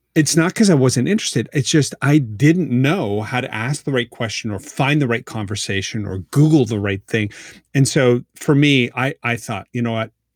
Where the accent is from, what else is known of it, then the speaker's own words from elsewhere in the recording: Halifax, Nova Scotia, Canada; now in Baltimore, United States; I am living in Baltimore, Maryland. I am from Halifax